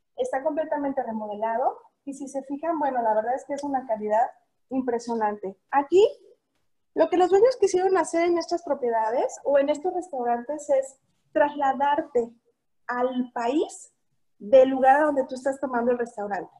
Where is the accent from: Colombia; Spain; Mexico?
Mexico; Jalisco; Soy de por acá, soy de Jalisco